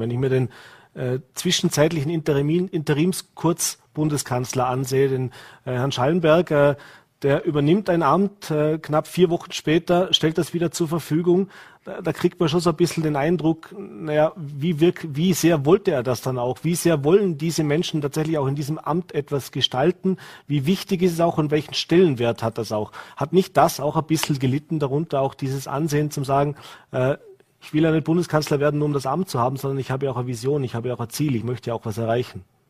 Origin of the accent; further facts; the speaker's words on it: Vorarlberg, Austria; bei uns in Vorarlberg